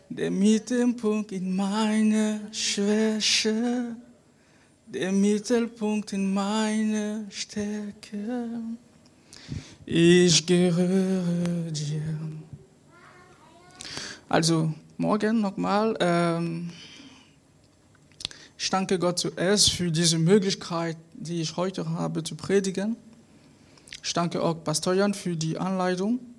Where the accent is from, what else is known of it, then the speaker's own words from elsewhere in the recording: Cameroon; German is a second language; now in Mönchengladbach, Germany; ich komme aus Kamerun und äh, ich bin in Deutschland seit bald zwei Jahren.